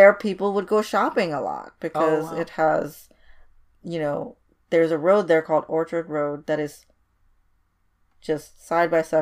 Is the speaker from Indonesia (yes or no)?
yes; Indonesia; moved away; I was brought up in Indonesia, which is adjacent to it. And my family's heritage is Chinese